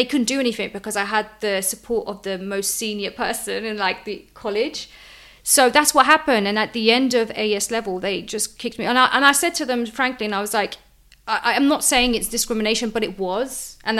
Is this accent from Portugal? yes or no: yes; Lisbon, Portugal; Ever since I was born as a kid, I remember growing up in Lisbon, where my grandparents lived.